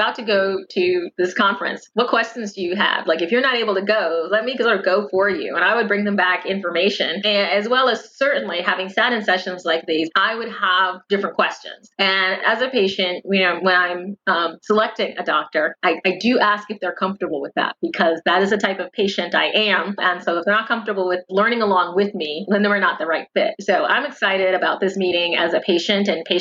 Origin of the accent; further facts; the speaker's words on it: United States; an American patient and patient advocate